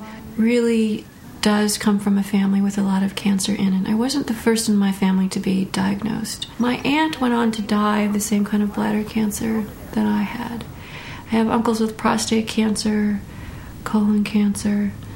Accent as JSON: {"language": "English", "region": "Illinois", "country": "United States", "tie": "born or raised there", "said": "I grew up right in the middle of the middlest state in America, the second of the three I states. Illinois is both an industrial state."}